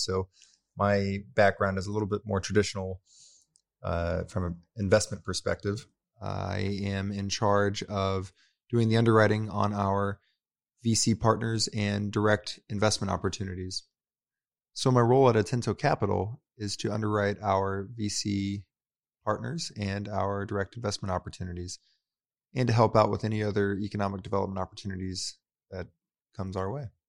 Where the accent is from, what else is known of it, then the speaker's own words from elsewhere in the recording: Tulsa, Oklahoma, United States; I was born and raised here in Tulsa